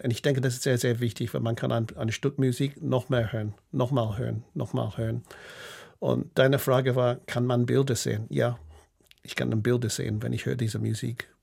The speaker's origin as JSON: {"language": "German", "country": "United Kingdom", "also_born_or_lived": "Berlin, Germany", "second_language": "German", "moved": "yes", "lives_now": "Basel, Switzerland", "said": "Ich habe immer noch so einen, einen britischen Pass und einen Schweizer Pass"}